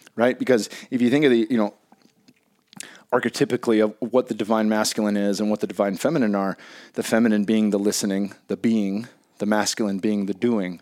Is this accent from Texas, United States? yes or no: no; Bay Area, California, United States; growing up in the Bay Area